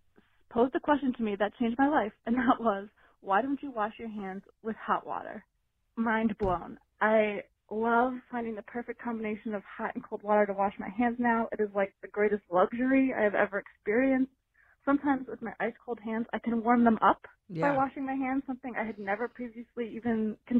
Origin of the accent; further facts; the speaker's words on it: Northeast, United States; I grew up in the Northeast, and it's cold most of the year, except for a few months in the summer.